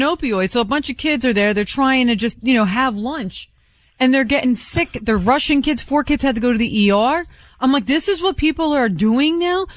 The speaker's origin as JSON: {"language": "English", "town": "Philadelphia", "region": "Pennsylvania", "country": "United States", "said": "I'm from Philly"}